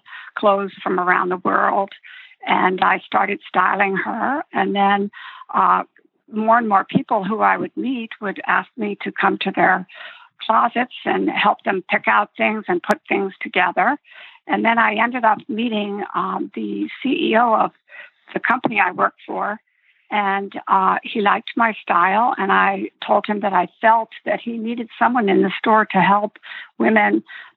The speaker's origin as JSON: {"language": "English", "region": "Connecticut", "country": "United States", "tie": "born or raised there", "said": "I'm one of 11 children growing up in Connecticut."}